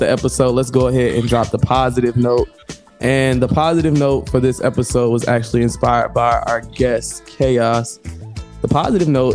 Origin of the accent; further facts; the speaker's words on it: St. Louis, Missouri, United States; also born or lived in Detroit; I grew up in St. Louis